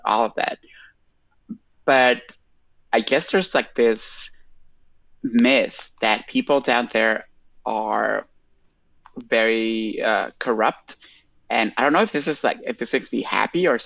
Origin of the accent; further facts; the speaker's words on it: Tegucigalpa, Francisco Morazán, Honduras; English is a second language; moved away as an adult; also born or lived in Costa Rica; now in New York City, United States; I was born in Tegucigalpa, Honduras, in 1986, which means I'm about to be 35. And yeah, I was there